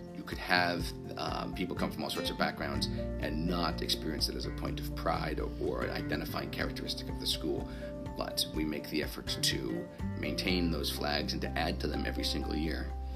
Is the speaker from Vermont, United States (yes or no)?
yes; Vermont, United States; moved away as an adult; also born or lived in Rhode Island / New York / Virginia / Texas; I was born in Vermont and grew up uh, in Vermont through uh, my high school time